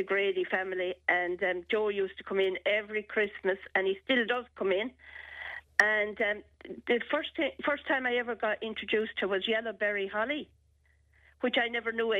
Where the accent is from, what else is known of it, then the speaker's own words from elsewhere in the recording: Ireland; our house when we were growing up in Blownora